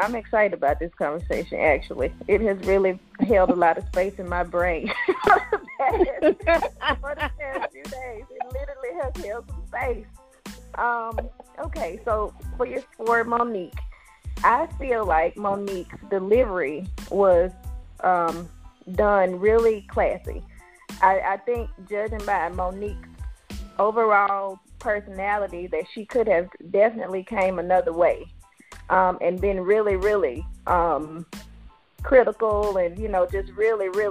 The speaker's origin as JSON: {"language": "English", "region": "the South", "country": "United States", "said": "I just was not raised to come out of the house in what we call house clothes. I'm from the South."}